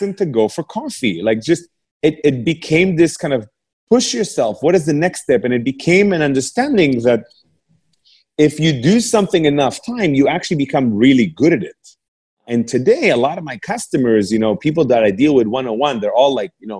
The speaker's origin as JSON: {"language": "English", "country": "Canada", "tie": "born or raised there", "also_born_or_lived": "England", "second_language": "English", "moved": "as an adult", "said": "I'm a Canadian guy moving to England"}